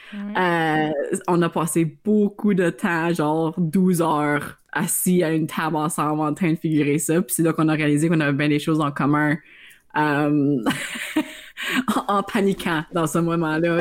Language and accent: French; Iroquois Falls, Ontario, Canada; je viens euh, du nord d'Ontario, fait que je viens de la petite ville d'Iroquois Falls